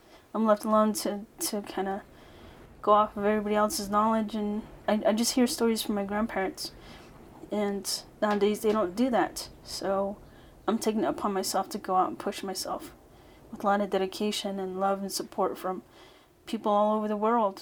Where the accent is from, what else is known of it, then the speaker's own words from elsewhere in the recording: United States; I am Navajo from Navajo Nation.